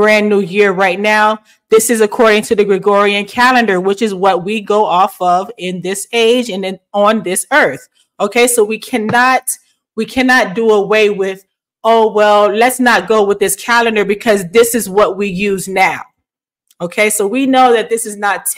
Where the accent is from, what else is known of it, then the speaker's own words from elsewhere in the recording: the South, United States; moved away; I am a Southern girl. I am from the South